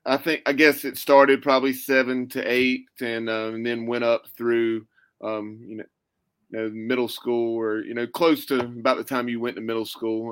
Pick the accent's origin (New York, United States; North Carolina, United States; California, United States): North Carolina, United States; Clemmons; our days growing up in the Clemens, Louisville area there, just, 5-10 minutes west of Winston-Salem.